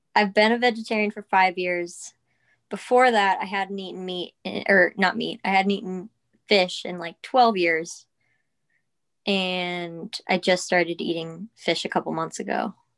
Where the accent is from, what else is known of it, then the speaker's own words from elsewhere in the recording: Peekskill, New York, United States; I am from Peekskill, New York